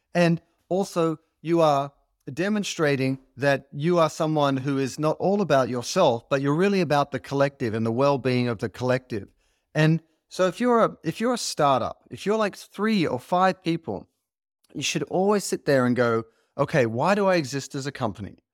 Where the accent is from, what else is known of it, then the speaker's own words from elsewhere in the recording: Australia; as an Australian, you grow up with this idea of being a mate